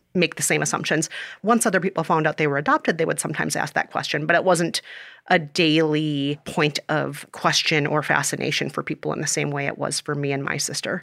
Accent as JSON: {"language": "English", "region": "Minnesota", "country": "United States", "tie": "born or raised there", "also_born_or_lived": "South Korea", "moved": "as an adult", "lives_now": "New York, United States", "said": "after most of my life in Minnesota, I moved to New York after college"}